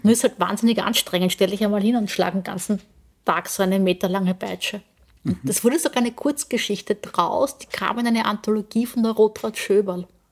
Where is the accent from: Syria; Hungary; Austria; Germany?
Austria; Burgenland; also born or lived in Vorau, Styria; geboren in Vorau, Aha. aber das ist gleich bei der Grenze aufgewachsen im Burgenland